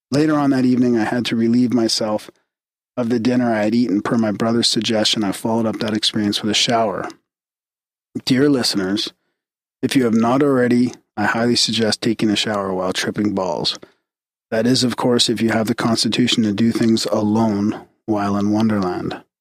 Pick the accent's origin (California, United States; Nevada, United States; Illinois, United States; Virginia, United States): California, United States; Boulder Creek; Growing up in Boulder Creek, California is full of risks that a city dweller wouldn't encounter